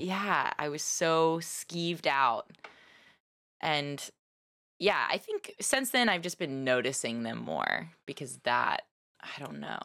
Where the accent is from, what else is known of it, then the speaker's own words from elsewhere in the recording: Nashville, Tennessee, United States; also born or lived in Texas; now in San Francisco Bay Area, United States; I was raised in Nashville and Texas.